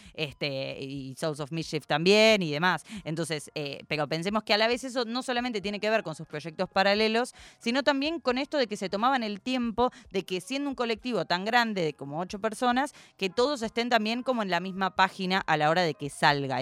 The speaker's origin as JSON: {"language": "Spanish", "country": "Argentina", "said": "como buena argentina que soy"}